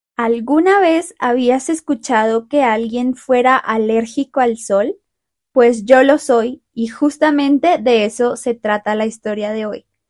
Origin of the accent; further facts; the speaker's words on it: Bogotá, Colombia; moved away; yo nací y crecí en Bogotá